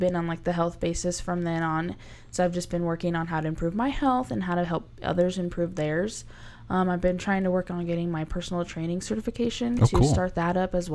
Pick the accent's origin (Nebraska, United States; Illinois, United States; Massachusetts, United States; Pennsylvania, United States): Nebraska, United States; Gothenburg; born or raised there; now in Kearney, United States